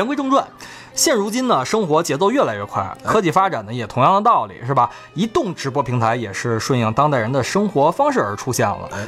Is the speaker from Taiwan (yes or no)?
no; China; 我们中国人还比较含蓄